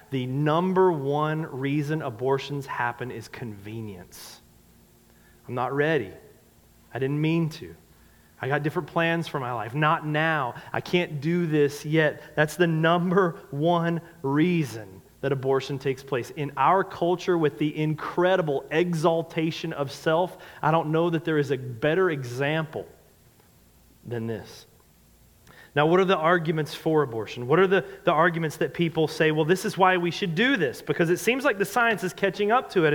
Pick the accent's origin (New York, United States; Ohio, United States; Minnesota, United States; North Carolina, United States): North Carolina, United States; I'm from the South. I grew up in North Carolina.